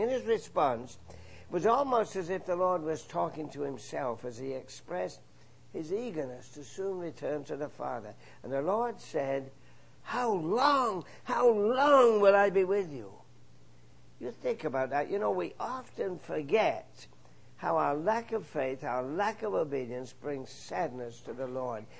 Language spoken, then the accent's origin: English; England, United Kingdom; moved away; my home country, England